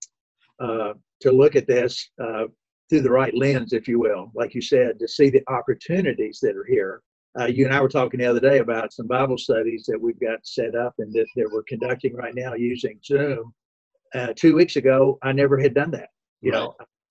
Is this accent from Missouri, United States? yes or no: no; Owensboro, Kentucky, United States; I grew up in Owensboro, Kentucky